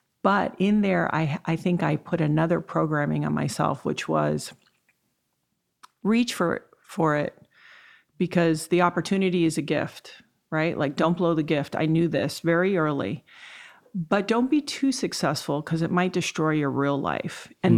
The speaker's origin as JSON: {"language": "English", "country": "U.S. Virgin Islands", "tie": "born or raised there", "said": "I was raised in the Virgin Islands. I didn't have the most stable childhood."}